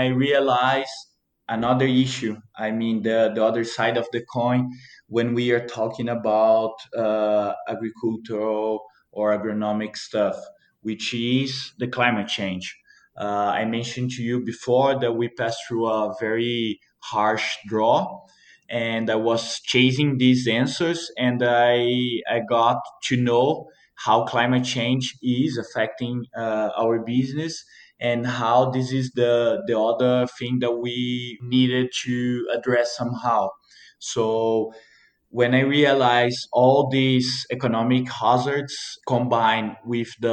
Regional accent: Mantiqueira de Minas, Minas Gerais, Brazil; born or raised there

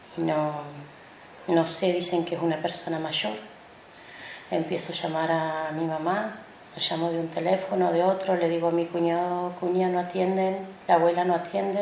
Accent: El Bolsón, Río Negro, Argentina; soy del Bolsón, Río Negro, Argentina.

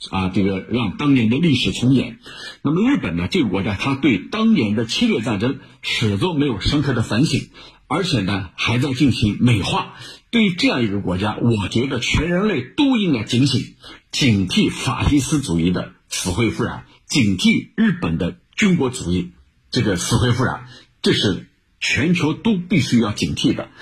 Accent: China; 我想我们中国人看得非常清楚

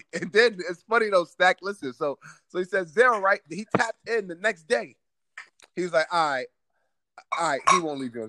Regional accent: New York City, New York, United States; moved away; also born or lived in West Virginia; Like, I played at West Virginia. I'm from Brooklyn.

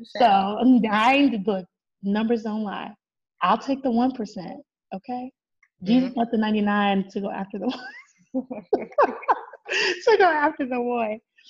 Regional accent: California, United States; born there; your girl was born in San Bernardino County. So let's just throw that out there. Okay. That my home state, I don't know if I have a home state because my dad was military, but my home state

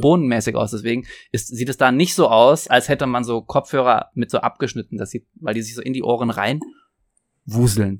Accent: Trier, Rhineland-Palatinate, Germany; wo ich herkomme, in Trier

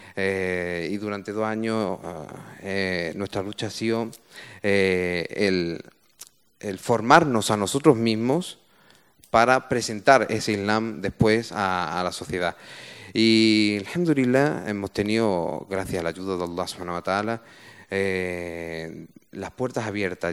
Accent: Málaga, Andalusia, Spain; yo soy natural de Málaga, yo soy hijo de migrantes

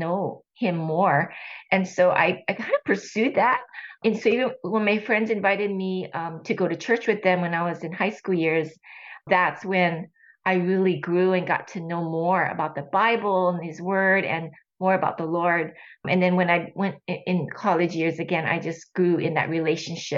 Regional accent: Honolulu, Hawaii, United States; moved away as an adult; also born or lived in California; I was born and raised in Honolulu, Hawaii

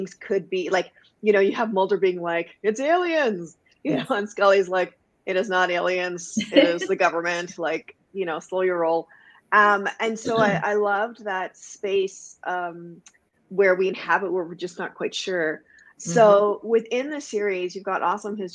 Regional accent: Guyana; now in Canada; I was born in Canada, and then when I was 3 weeks old, my family moved back home to Guyana, which is in South America. I grew up there, and then I came back to Canada

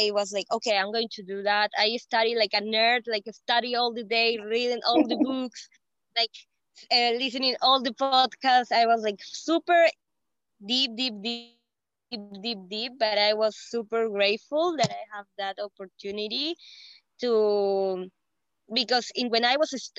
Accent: Peru; English is a second language; I am from Peru.

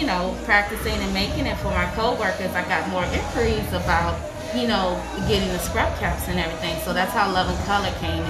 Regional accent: Miami, Florida, United States; now in DMV area, United States; I am from Miami, but I've been residing in the DMV area for over 10 years now.

